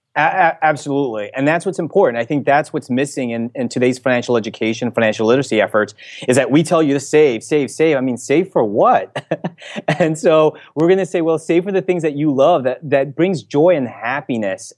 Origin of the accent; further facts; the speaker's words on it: Elizabeth, New Jersey, United States; I grew up in Elizabeth, New Jersey